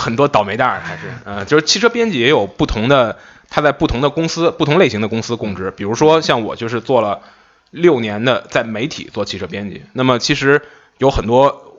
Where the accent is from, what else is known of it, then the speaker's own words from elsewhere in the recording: Beijing, China; 哎，大家好，我是北京来的